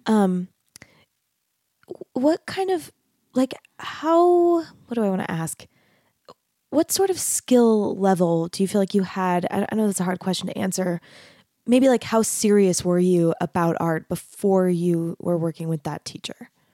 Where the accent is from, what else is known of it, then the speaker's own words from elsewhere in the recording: Arizona, United States; moved away as an adult; also born or lived in Texas; I grew up in Arizona, and then I, I went to college in Texas